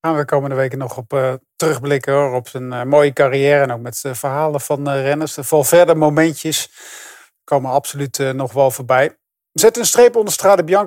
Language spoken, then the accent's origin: Dutch; Netherlands; daar zijn we natuurlijk als Nederlander heel trots op